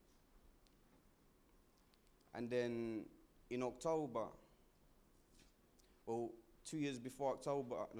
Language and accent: English; Essex, East of England, United Kingdom; moved away as an adult; now in London, United Kingdom; I'm from Essex originally, so when I come here, I knew nobody